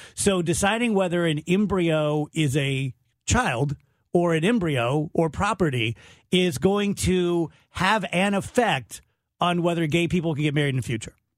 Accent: United States; I grew up here on, over on the east side.

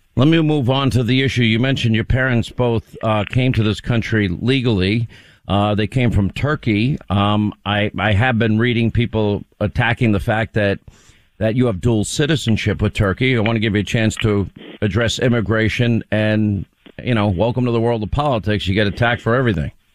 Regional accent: Long Island, New York, United States; moved away as an adult; also born or lived in Rhode Island / California / Alabama / Georgia; I grew up in Long Island, but I lived five years in Rhode Island, five years in California, two years in Alabama, four years in Georgia

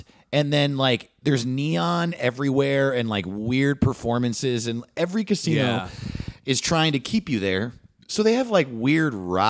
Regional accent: New York, United States; now in Los Angeles, United States; Because I grew up in New York

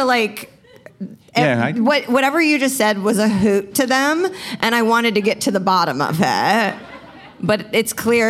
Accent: Indianapolis, Indiana, United States

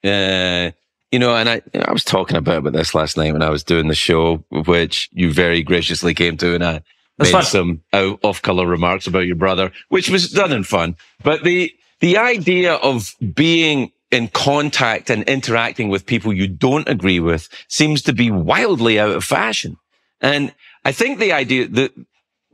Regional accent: Scotland, United Kingdom; moved away; I grew up in Scotland

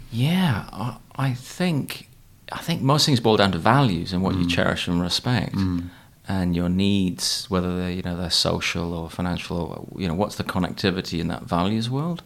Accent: Newcastle upon Tyne, North East England, United Kingdom; I was raised in Newcastle

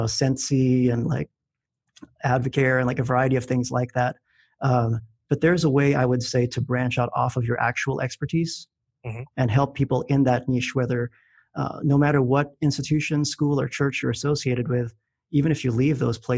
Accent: Philippines; moved away; I grew up in the Philippines

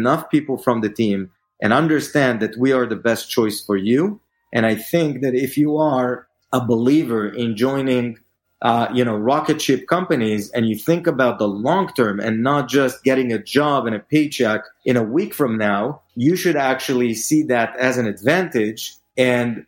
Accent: Israel; moved away as an adult; now in New York, United States; I am originally from Israel. I moved here to New York as part of Bizbo's growth

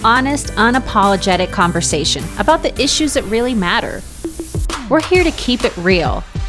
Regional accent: Los Angeles, California, United States; LA native, and the proud daughter of an immigrant single mother from Mexico.

